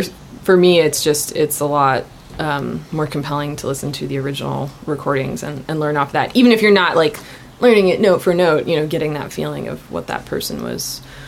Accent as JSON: {"language": "English", "town": "Kensington", "region": "Maryland", "country": "United States", "tie": "born or raised there", "said": "I grew up in Kensington, Maryland, which is a suburb of Washington, D.C."}